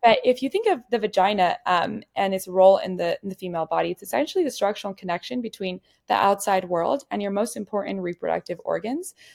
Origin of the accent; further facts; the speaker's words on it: Ciudad Juárez, Chihuahua, Mexico; growing up in Juarez, Mexico